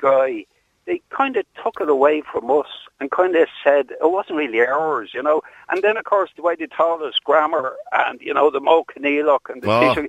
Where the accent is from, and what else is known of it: Ireland